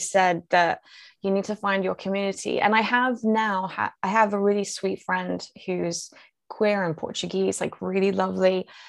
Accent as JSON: {"language": "English", "region": "London", "country": "United Kingdom", "tie": "born or raised there", "said": "I grew up, I, in central London"}